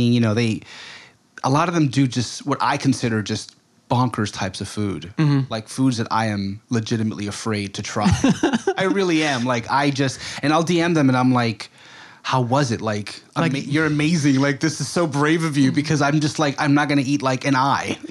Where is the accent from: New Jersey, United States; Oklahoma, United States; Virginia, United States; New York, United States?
New York, United States; first language Spanish; English is a second language; also born or lived in Dominican Republic; Born and raised in New York